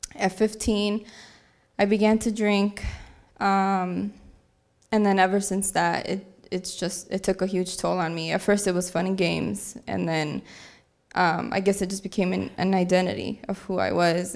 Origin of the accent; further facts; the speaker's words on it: Aurora, Illinois, United States; I'm from Aurora, Illinois